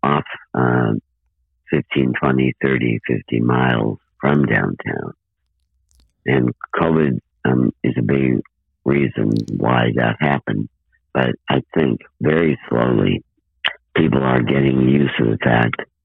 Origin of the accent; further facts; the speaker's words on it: 200 miles south of Chicago, Illinois, United States; they decided to move 200 miles south to my hometown